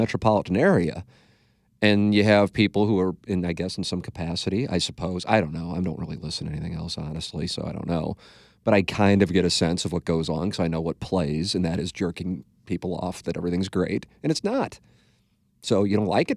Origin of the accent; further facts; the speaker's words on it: St. Louis, Missouri, United States; It's my hometown